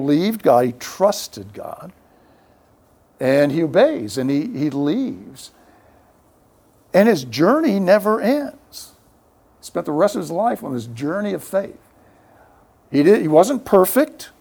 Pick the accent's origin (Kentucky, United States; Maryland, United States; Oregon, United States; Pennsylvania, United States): Maryland, United States; Bethesda; now in San Antonio, United States; pastor of Fourth Pres in my hometown, Bethesda, Maryland